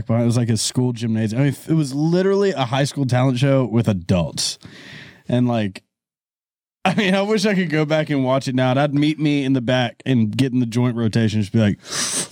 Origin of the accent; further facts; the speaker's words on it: Florida, United States; moved away; also born or lived in US Virgin Islands; where I come from Florida